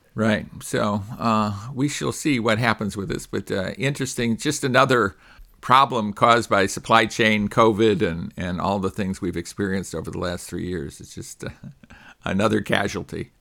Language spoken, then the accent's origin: English; California, United States; my home state